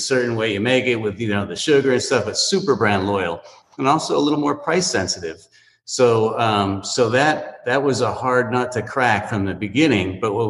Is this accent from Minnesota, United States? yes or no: no; Miami, Florida, United States; And, you know, if you're Latin and we grew up here in Miami